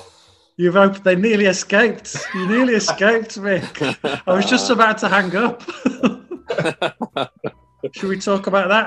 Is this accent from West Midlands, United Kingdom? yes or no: yes; Telford, West Midlands, United Kingdom; I'm from Telford